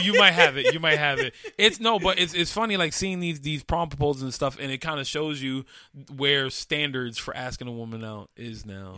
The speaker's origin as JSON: {"language": "English", "town": "New York City", "region": "New York", "country": "United States", "tie": "born or raised there", "said": "I grew up in Carver Projects, 104th and Madison, east side of Harlem"}